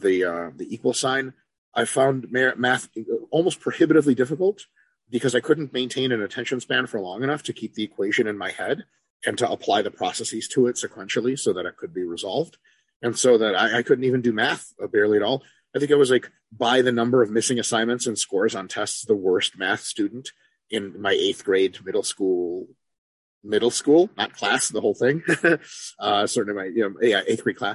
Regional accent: Detroit, Michigan, United States; born or raised there; also born or lived in Moscow, Russia

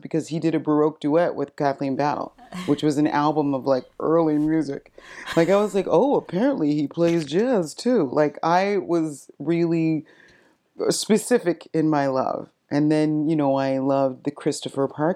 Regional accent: Fredericton, New Brunswick, Canada; born or raised there; now in Nova Scotia, Canada

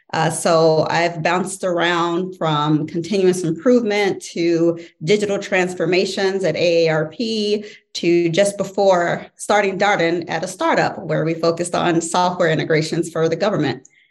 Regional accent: St. Louis, Missouri, United States; moved away as an adult; now in Virginia, United States; born and raised in St. Louis, Missouri. Uh, Virginia came became home in 2012.

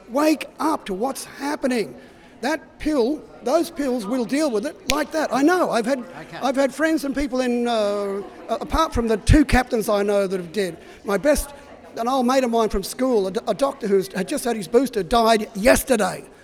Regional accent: Indonesia; I come from Indonesia.

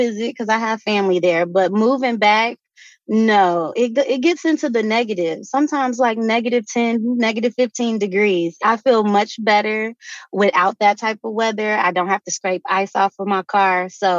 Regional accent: Midwest, United States; since I grew up in the Midwest, it would get cold, the ponds would freeze.

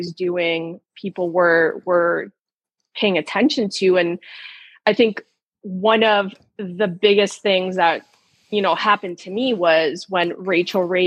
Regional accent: Ontario, Canada; I'm from Ontario, Canada

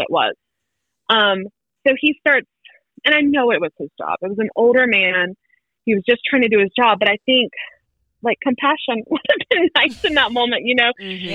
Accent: Wilmington, North Carolina, United States; moved away as an adult; now in Winston-Salem, United States; I was born and raised in Wilmington, met my husband in Wilmington

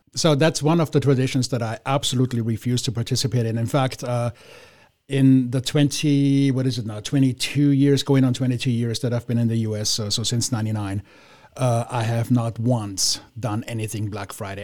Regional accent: Vienna, Austria; now in United States; I'm from Vienna

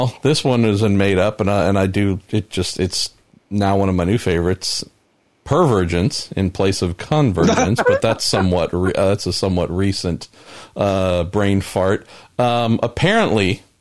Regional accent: United States; first language English

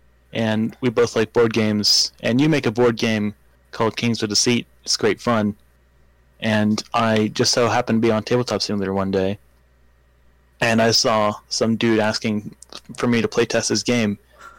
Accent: Vancouver, British Columbia, Canada; I am from Vancouver.

